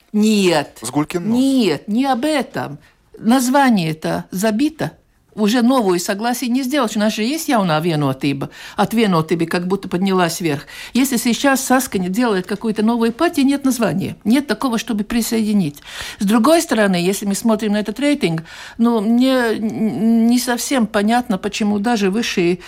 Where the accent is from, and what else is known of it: Latvia